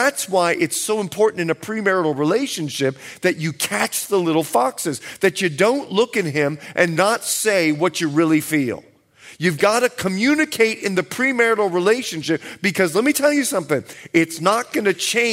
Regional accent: Bahamas; moved away; I'm from the Bahamas

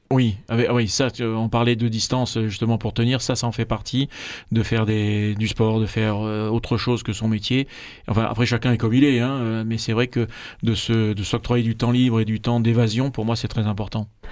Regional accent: Marseille, Provence-Alpes-Côte d'Azur, France; je suis Marseillais de Marseillais d'origine et Savoyard de cœur

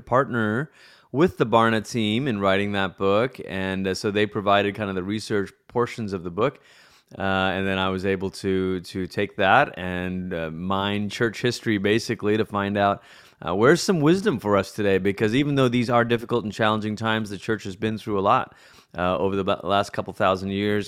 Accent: Malaysia; moved away as an adult; also born or lived in United States / Colorado Springs; I'm originally from Malaysia, and that's where I grew up

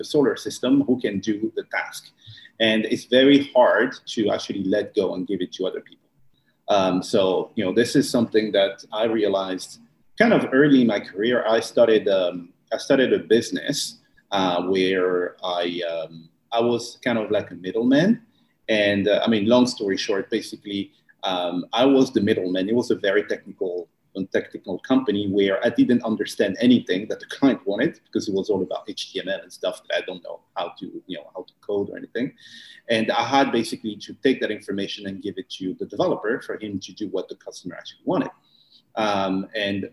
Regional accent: France; moved away as an adult; now in Bali, Indonesia; I'm from France originally, but I haven't been in France for the last a good 7 years.

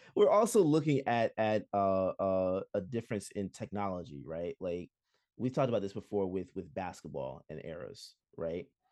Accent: Jamaica; as a Jamaican

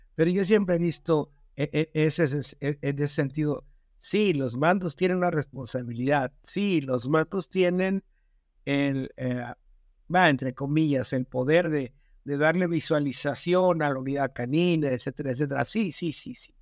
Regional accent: Mexico

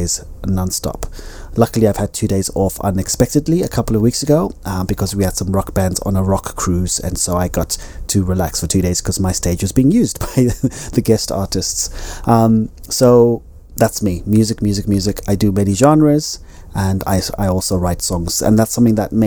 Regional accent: Zimbabwe; also born or lived in United Kingdom; now in Spain; I am Zimbabwean. I am a British citizen. I am a Spanish resident.

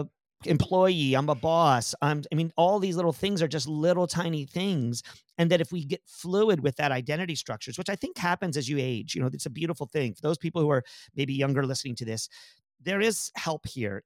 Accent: San Antonio, Texas, United States; also born or lived in Pennsylvania; we moved from Pennsylvania to Aus-, to Te-, to San Antonio, Texas

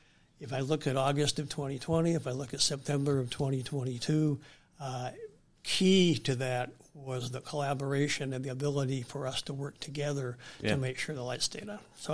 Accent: California, United States; I'm from California, we're one, have very aggressive goals.

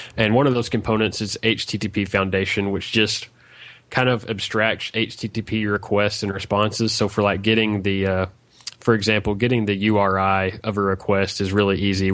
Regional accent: Arkansas, United States; I'm from Arkansas, United States

